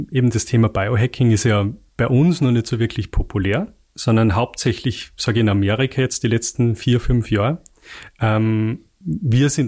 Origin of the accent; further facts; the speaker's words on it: Salzburg, Austria; also bei uns, ich komme komm aus dem Pinzgau, da sagt man, äh, hüft's nix, schaut's nix.